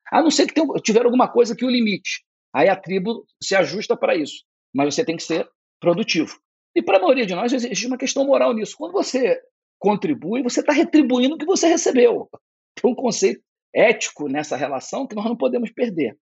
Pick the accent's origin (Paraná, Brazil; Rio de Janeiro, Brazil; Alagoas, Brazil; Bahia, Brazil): Rio de Janeiro, Brazil; Nova Friburgo; Eu sou do interior, sou de Nova Friburgo